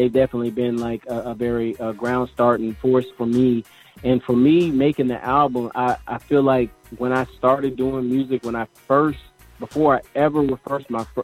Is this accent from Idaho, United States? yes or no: no; Sacramento, California, United States; moved away; I'm originally from California, Sacramento